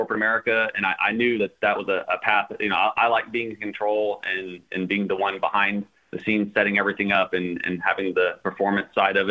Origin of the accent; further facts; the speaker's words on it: Houston, Texas, United States; moved away; I was originally from Houston, Texas, lived out in the Katy area